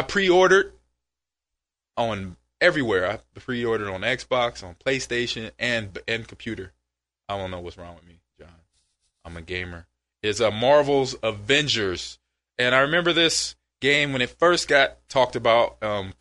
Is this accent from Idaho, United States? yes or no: no; Nebraska, United States; moved away; also born or lived in Wisconsin; I'm from Nebraska in the Midwest